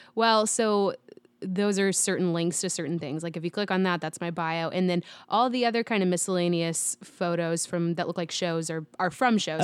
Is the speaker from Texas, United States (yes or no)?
yes; Dallas, Texas, United States; I grew up in Dallas